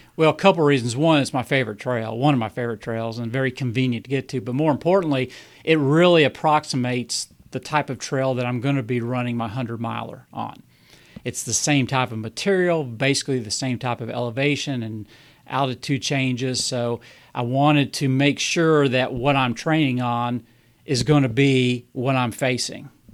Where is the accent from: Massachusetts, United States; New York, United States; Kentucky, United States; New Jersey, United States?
Kentucky, United States; Bowling Green; accent: southern; I'm from Bowling Green, Kentucky.